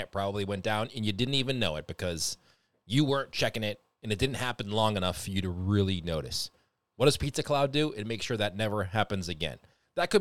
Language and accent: English; Boston, Massachusetts, United States; I'm from Boston. I talk a little fast